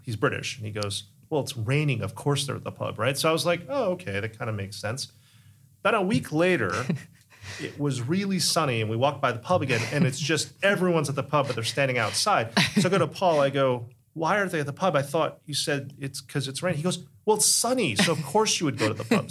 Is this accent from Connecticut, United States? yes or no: yes; Connecticut, United States; growing up in Connecticut